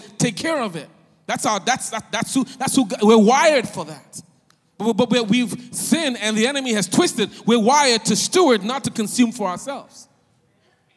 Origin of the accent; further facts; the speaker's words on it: Nigeria; moved away; also born or lived in West Philadelphia, Pennsylvania, United States; I'm Nigerian, West Philly